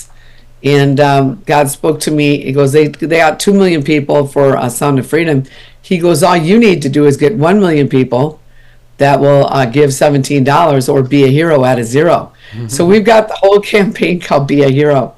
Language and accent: English; Minnesota, United States; also born or lived in Texas; now in California, United States; I'm from Minnesota originally